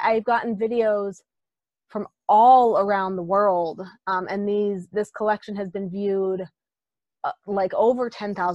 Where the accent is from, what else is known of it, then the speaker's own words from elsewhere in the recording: South Dakota, United States; moved away; I grew up in South Dakota